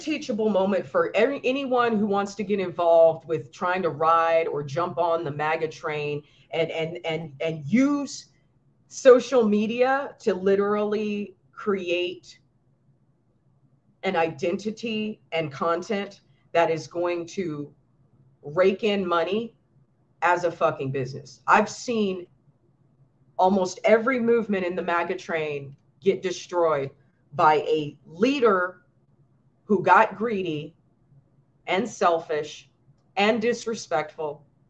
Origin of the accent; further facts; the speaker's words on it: New York, United States; I'm from New York.